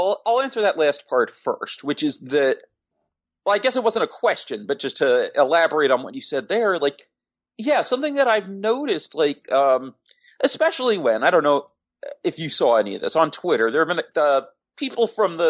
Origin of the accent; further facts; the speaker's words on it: Long Island, New York, United States; I'm from Long Island, even though I was a little kid at the time